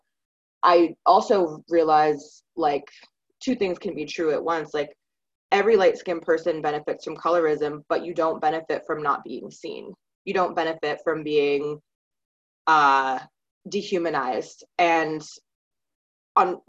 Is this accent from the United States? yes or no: yes; Maine, United States; now in Pennsylvania, United States; I grew up in Maine